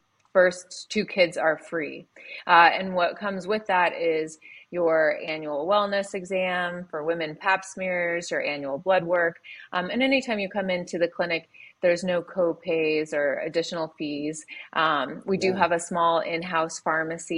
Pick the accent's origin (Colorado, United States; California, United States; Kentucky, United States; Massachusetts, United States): Colorado, United States; Denver; moved away as an adult; also born or lived in Virginia / Sydney, Australia / Montana; now in Eagle, Idaho, United States; I'm from, I grew up in Denver, Colorado